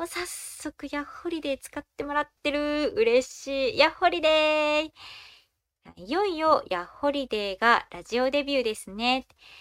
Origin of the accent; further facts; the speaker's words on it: Hiroshima, Japan; 私の出身地である広島